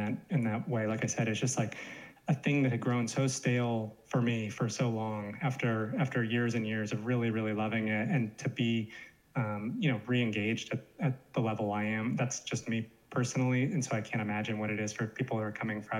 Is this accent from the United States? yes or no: yes; Los Angeles, California, United States; now in New York City, United States; growing up in Los Angeles